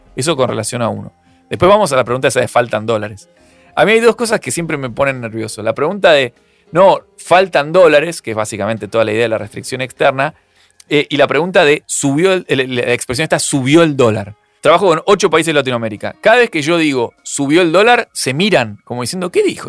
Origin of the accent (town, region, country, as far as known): Argentina